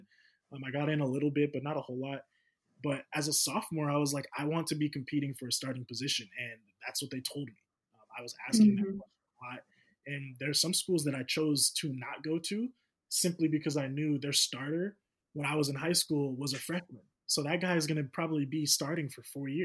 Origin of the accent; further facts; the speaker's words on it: Sacramento, California, United States; I'm from the Sacramento area